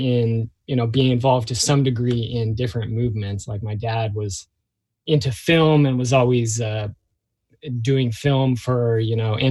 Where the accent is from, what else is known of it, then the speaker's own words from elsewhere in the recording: Seattle, Washington, United States; I grew up in Seattle, in the heart of Seattle